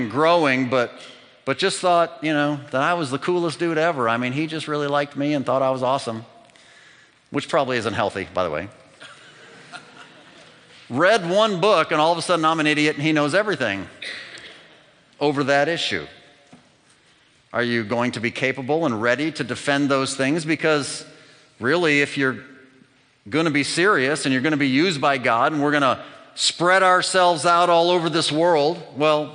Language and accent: English; United States; moved away as an adult; I am American